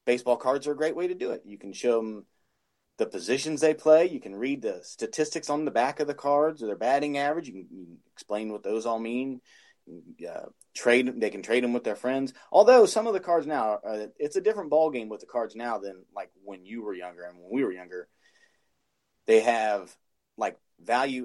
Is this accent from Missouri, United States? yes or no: no; Ohio, United States; I'm from Ohio